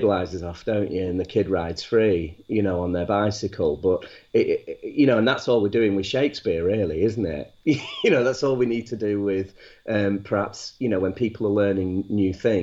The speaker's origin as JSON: {"language": "English", "town": "Manchester", "region": "North West England", "country": "United Kingdom", "also_born_or_lived": "Wakefield", "moved": "yes", "said": "I'm actually from Manchester"}